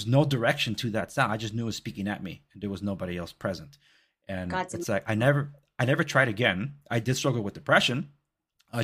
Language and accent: English; Los Angeles, California, United States; moved away; I come from Compton and Watts